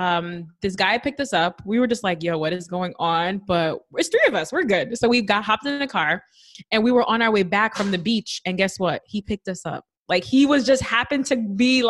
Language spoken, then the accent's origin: English; New York City, New York, United States; I'm from the Bronx